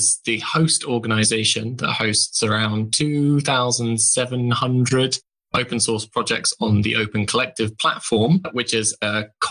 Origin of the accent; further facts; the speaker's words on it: United Kingdom; as a British person